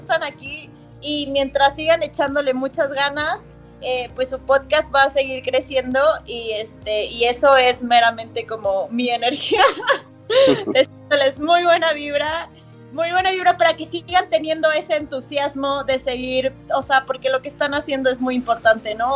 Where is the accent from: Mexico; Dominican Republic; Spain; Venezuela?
Mexico; nos caracteriza como mexicanos